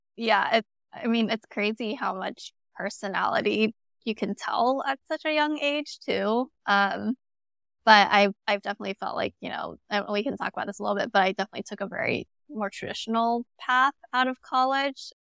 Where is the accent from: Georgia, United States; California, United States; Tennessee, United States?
California, United States; Arcadia; I was in Arcadia, California, it's in the L A area